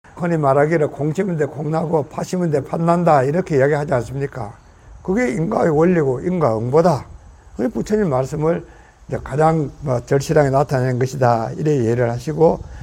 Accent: South Korea; now in United States

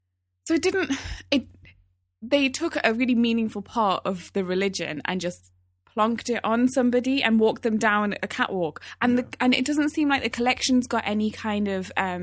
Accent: Newcastle, North East England, United Kingdom; accent: Geordie; The way we speak, I'm from Newcastle. I might not be able to hear it so much in my accent these days, but the way I used to speak when I was at home, that was all Geordie. That was pure Geordie.

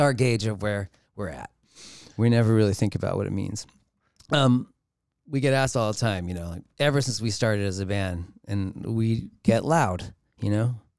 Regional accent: Los Angeles, California, United States; growing up in Los Angeles

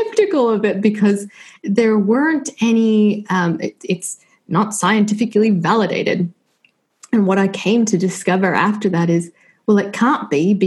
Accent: Washington, District of Columbia, United States; moved away as an adult; also born or lived in Ohio; now in Australia; Born and raised in Washington, D.C.

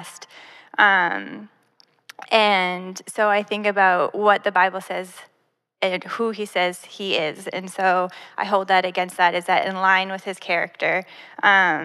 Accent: Canada; moved away as an adult; now in Florida, United States; I grew up in Canada

